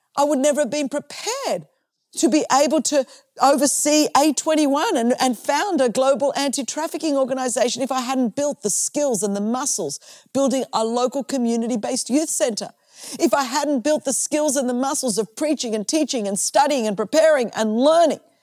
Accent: Australia; I'm from Australia

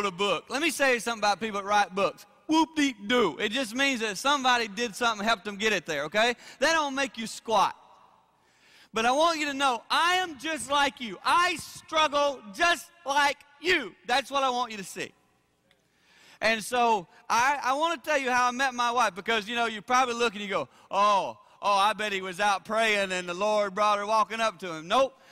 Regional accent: South Carolina, United States; I grew up in South Carolina.

